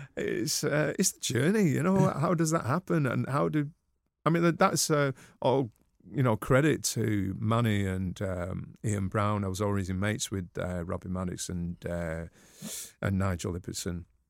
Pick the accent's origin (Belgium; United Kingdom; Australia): United Kingdom; Manchester, North West England; I'm a Mancunian